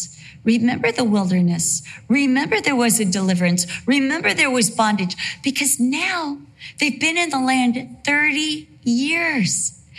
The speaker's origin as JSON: {"language": "English", "town": "Costa Mesa", "region": "California", "country": "United States", "tie": "born or raised there", "also_born_or_lived": "Santa Ana, California / Vista, California / England", "said": "You know, I was born at Santa Ana Community Hospital. For the most part of my life, I lived in Costa Mesa, California."}